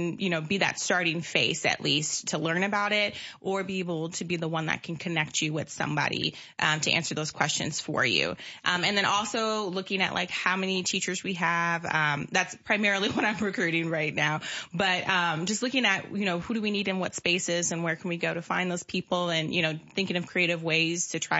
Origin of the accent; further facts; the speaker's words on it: Decatur, Illinois, United States; also born or lived in Miami, Florida / Indiana; I'm from Decatur, Illinois. Grew up here as well. Well, I came probably mid-childhood. So I'm also a product of Decatur Public Schools. Graduated in 2009.